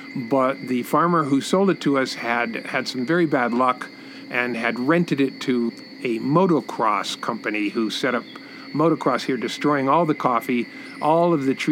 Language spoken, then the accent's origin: English; Los Angeles, California, United States; moved away as an adult; now in Costa Rica; I'm originally from Los Angeles, California. I grew up there.